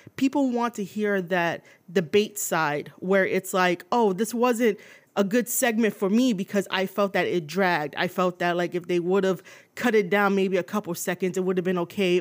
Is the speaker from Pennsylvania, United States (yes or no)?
no; New York City, New York, United States; I was born and raised in New York City